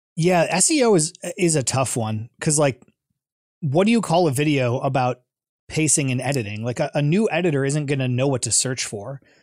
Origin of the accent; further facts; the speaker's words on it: Twinsburg, Ohio, United States; moved away as an adult; also born or lived in Chicago; I grew up in Ohio, went to Twinsburg High School